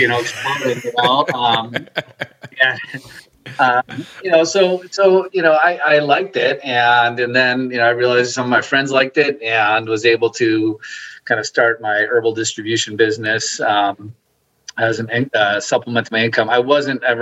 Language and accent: English; Milwaukee, Wisconsin, United States; I grew up in Milwaukee, outside of Milwaukee, Wisconsin